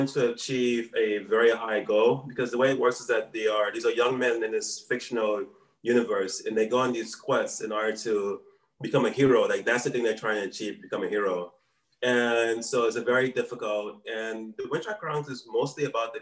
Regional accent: New Orleans, Louisiana, United States; now in Taipei, Taiwan; I'm originally from New Orleans, Louisiana.

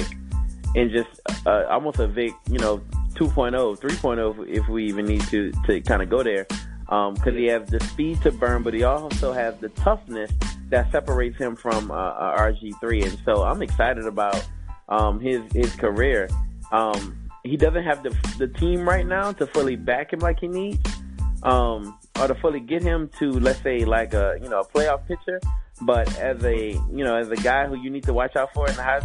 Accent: Louisiana, United States; I'm from Louisiana

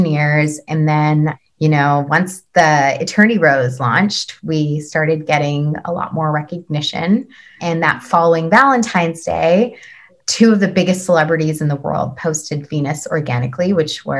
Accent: Vancouver, British Columbia, Canada; moved away as an adult; now in New York, United States; I've been born and raised in Vancouver

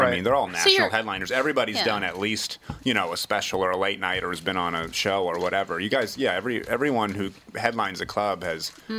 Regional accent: New Hampshire, United States; when I was a kid growing up in New Hampshire

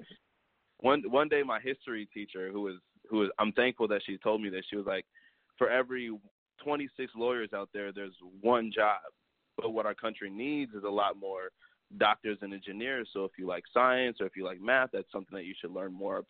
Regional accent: Connecticut, United States; moved away as an adult; now in Atlanta, United States; I'm originally from Connecticut

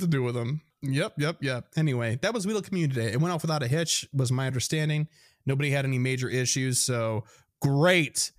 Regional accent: Midwest, United States; accent: Midwestern; my Midwestern accent

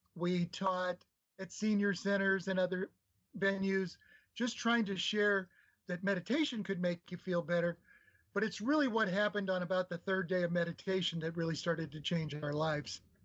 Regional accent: Nebraska, United States; I grew up in Nebraska

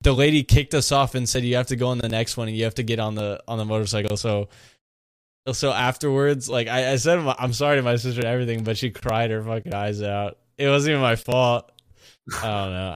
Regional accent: Monterey, California, United States; I'm from Monterey

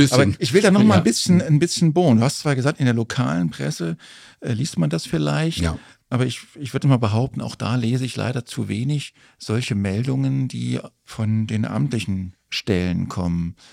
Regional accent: Erfurt, Thuringia, Germany; das kleine Städtchen Erfurt gemeint, mhm. äh, meine Heimatstadt.

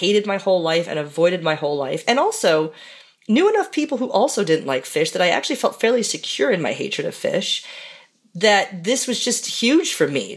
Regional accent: Minneapolis, Minnesota, United States; growing up in Minneapolis

